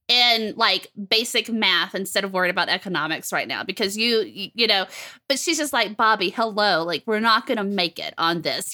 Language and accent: English; the South, United States; I'm from the South